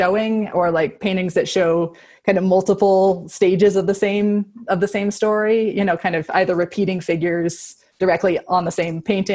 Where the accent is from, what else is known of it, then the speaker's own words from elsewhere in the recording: Boulder, Colorado, United States; also born or lived in Seattle / California; No, from Colorado. I'm from Boulder